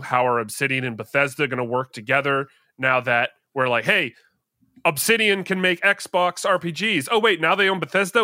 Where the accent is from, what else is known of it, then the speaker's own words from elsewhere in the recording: Canada; I'm Canadian